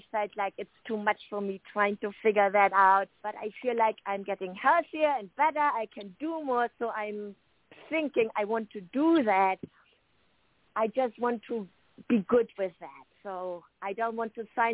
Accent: Germany; now in United States; I'm from Germany, so I know I have still friends there

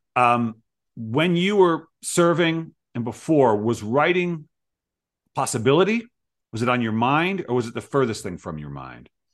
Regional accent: Providence, Rhode Island, United States; now in Seattle, United States; I grew up in Providence

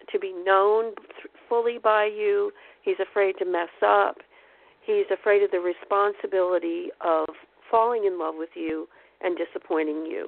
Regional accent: Pennsylvania, United States; moved away; also born or lived in Pocono Mountains; I'm from Pennsylvania. I lived there for 30 years

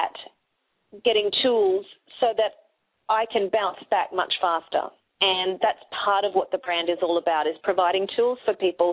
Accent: Australia; accent: Australian

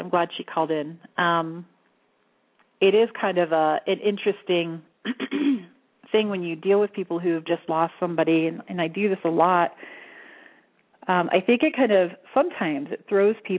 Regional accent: the Bible Belt, United States; I grew up in the Bible Belt

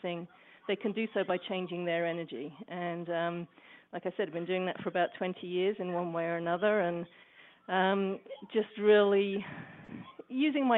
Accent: England, United Kingdom; now in Portland, United States; I live in Portland, Oregon now, but I'm originally from England.

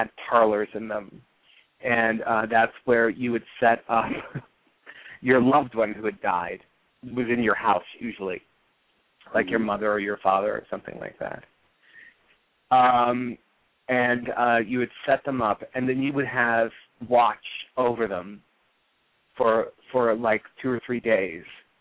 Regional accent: California, United States; now in New York, United States; I grew up in California

